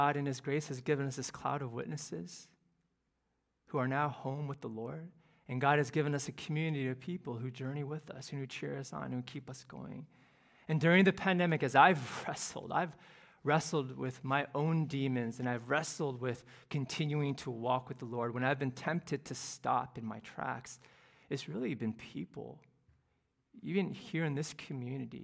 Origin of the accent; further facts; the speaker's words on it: Cleveland, Ohio, United States; now in Houston, United States; the youth group that I grew up in Cleveland